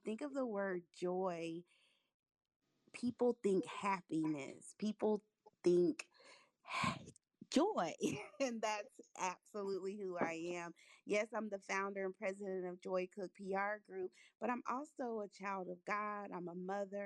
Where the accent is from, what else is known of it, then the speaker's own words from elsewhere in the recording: North Carolina, United States; also born or lived in Hollywood, California; My family moved over to North Carolina, which is where I grew up and I reside